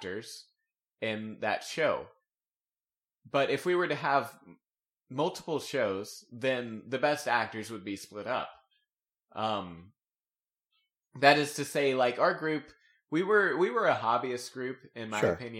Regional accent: Texas, United States; I'm from Texas

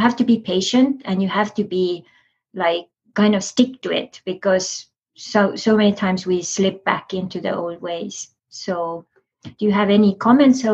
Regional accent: Estonia; I'm from Estonia

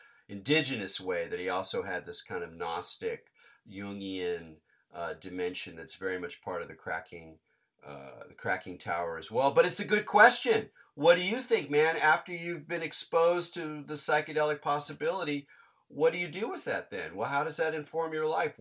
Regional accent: Southern California, United States; growing up in Southern California

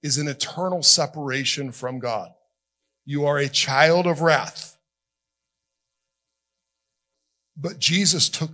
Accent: South Florida, United States; moved away as an adult; also born or lived in Alabama / Nashville; When I grew up in South Florida, I said, you guys, a lot.

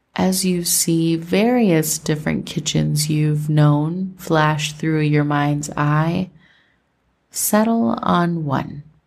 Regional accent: Minnesota, United States; growing up in Minnesota

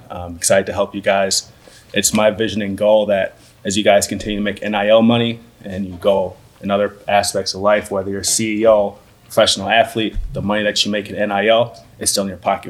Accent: Minnesota, United States; moved away as an adult; now in Georgia, United States; So I'm from Minnesota. I moved down here full time in September.

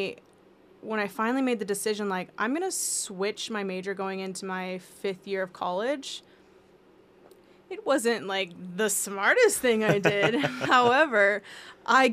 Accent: Wichita, Kansas, United States; moved away as an adult; I grew up in Wichita, Kansas

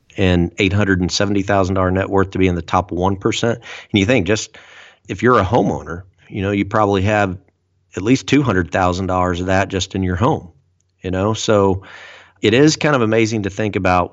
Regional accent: United States; we as American citizens, average everyday Americans

